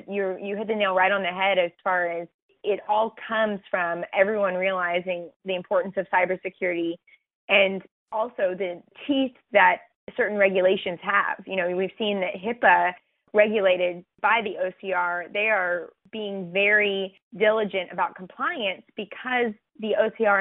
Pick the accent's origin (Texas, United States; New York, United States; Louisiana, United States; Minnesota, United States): Texas, United States; my home state, Texas